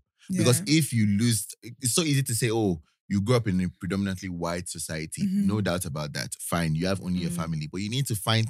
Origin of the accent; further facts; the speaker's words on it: Nigeria; moved away; I grew up in Nigeria